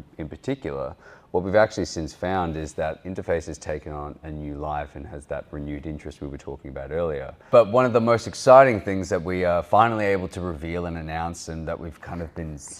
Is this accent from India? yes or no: no; Australia; accent: Australian